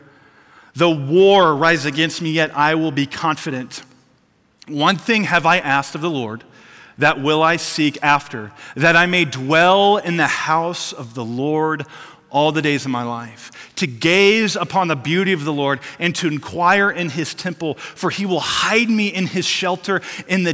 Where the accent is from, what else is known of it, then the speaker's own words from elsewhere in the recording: Missouri, United States; moved away; I grew up in Missouri